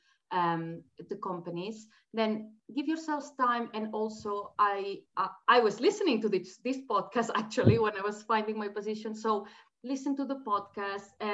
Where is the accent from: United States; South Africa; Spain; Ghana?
Spain; moved away as an adult; also born or lived in Australia; now in United Kingdom; I am from Spain